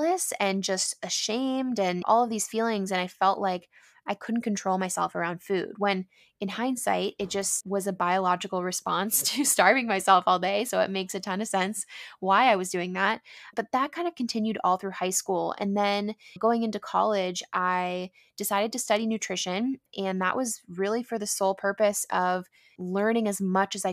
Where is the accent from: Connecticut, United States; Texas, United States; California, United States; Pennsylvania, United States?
California, United States; San Diego; growing up in San Diego